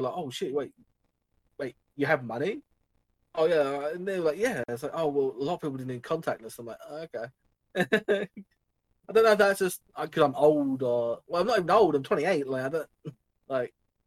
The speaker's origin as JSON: {"language": "English", "town": "Dover", "region": "South East England", "country": "United Kingdom", "said": "I'm a lad from Dover"}